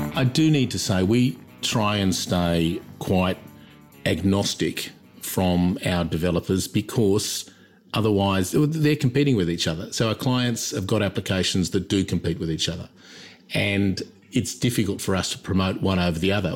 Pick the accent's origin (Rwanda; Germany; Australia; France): Australia; also born or lived in London / United States; I'm Australian